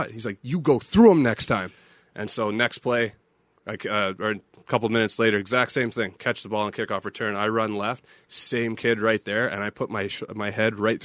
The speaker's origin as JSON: {"language": "English", "town": "Winnipeg", "region": "Manitoba", "country": "Canada", "tie": "born or raised there", "also_born_or_lived": "Pittsburgh", "moved": "as an adult", "lives_now": "Las Vegas, United States", "said": "it's my hometown, too"}